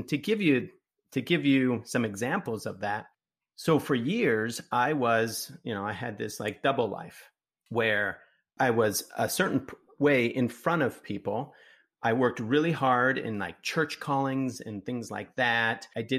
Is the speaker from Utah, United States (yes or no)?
yes; Utah, United States; now in Phoenix, United States; I was afraid of running into people that I knew because I grew up in Utah.